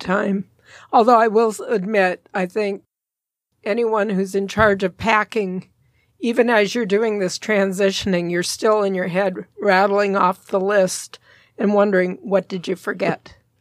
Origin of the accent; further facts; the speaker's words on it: the West, United States; you and I had the great opportunity of growing up in the West where there were a lot of wild animals